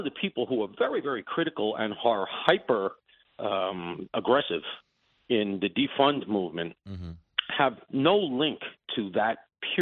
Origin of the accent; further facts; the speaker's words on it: New York City, New York, United States; I grew up near Shea Stadium